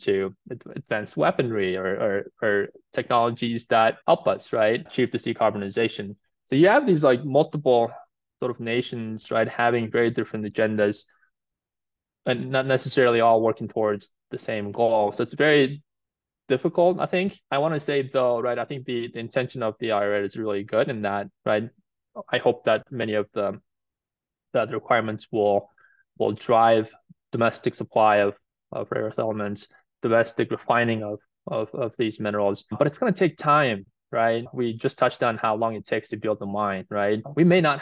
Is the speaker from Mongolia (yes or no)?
yes; Mongolia; now in United States; I'm actually originally from Mongolia